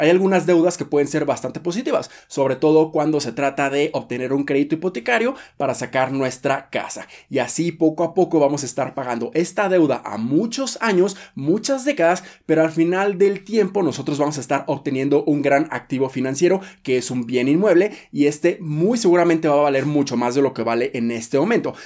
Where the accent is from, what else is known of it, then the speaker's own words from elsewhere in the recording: Mexico; nosotros como mexicanos